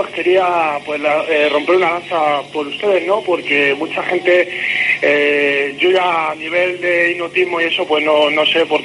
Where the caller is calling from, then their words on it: Madrid, Community of Madrid, Spain; Yo te llamo aquí de Madrid.